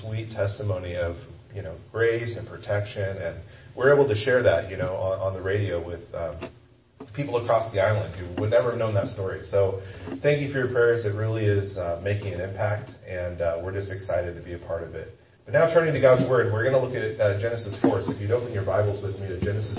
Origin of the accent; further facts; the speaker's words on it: Kansas, United States; I'm from Kansas